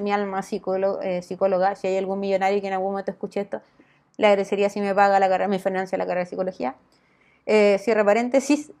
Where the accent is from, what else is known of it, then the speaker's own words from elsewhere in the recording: Chile; no somos unos pobrecitos chilenos